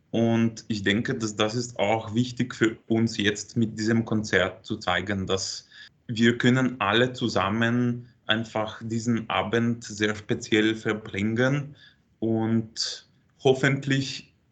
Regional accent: Rzeszów, Subcarpathian Voivodeship, Poland; Und ich komme eigentlich aus Polen, aus Rzeszów. Und das ist so ungefähr eine Stunde bis zur Grenze mit der Ukraine.

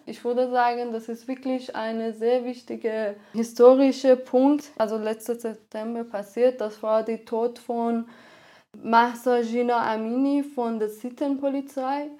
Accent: Iran; German is a second language; moved away as an adult; also born or lived in Tehran; now in Linz, Austria; Ich komme aus dem Iran und bin seit fast neun Jahren hier in, in Österreich

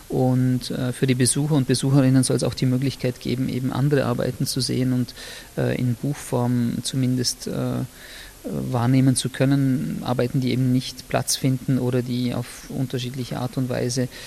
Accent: Austria; weil ich als Österreicher, der, äh, ich würde mal sagen, in der Erinnerungskultur der 80er und 90er Jahre aufgewachsen und sozialisiert worden ist

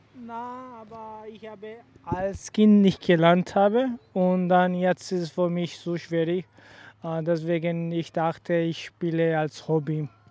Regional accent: Sialkot, Punjab, Pakistan; German is a second language; moved away; in Sialkot

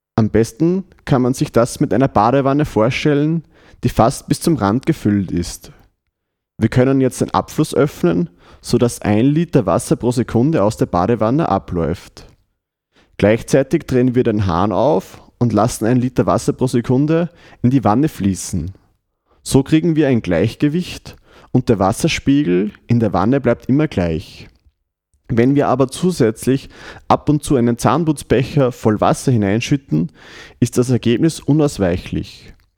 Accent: Windhaag bei Freistadt, Upper Austria, Austria; Die Musik kommt heute aus Windhag, die habe ich quasi aus meiner Heimatgemeinde mitgebracht

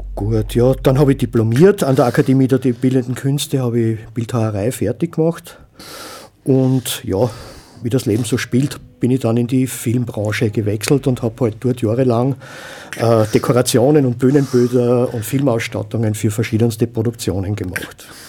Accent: Graz, Styria, Austria; moved away; also born or lived in village north of Linz, Upper Austria; ich bin in Graz geboren und aufgewachsen

